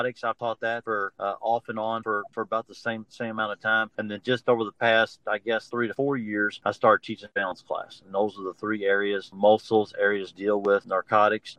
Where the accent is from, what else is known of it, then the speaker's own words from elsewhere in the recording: Louisville, Kentucky, United States; Born and raised in Louisville, Kentucky, entire life.